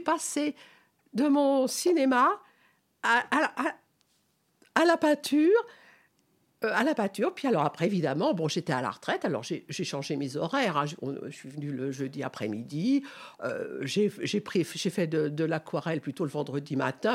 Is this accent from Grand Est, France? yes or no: no; Paris, Île-de-France, France; also born or lived in Noisy-le-Sec; now in Montfermeil, France; Je, je suis née, donc, à Paris. J'ai vécu trente ans à Paris